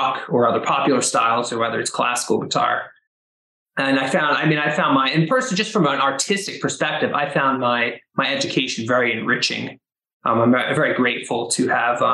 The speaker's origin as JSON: {"language": "English", "town": "Philadelphia", "region": "Pennsylvania", "country": "United States", "tie": "born or raised there", "moved": "yes", "lives_now": "Medford, United States", "said": "I grew up in Pennsylvania in the Philadelphia area"}